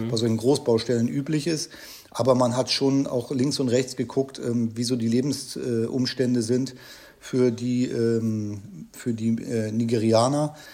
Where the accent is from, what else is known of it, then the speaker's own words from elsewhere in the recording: Germany; also ganz normal aufgewachsen in der Nähe von Hamburg